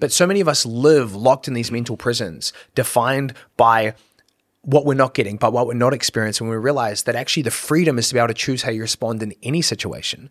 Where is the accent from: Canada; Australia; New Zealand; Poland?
New Zealand; moved away as an adult; when I was growing up in New Zealand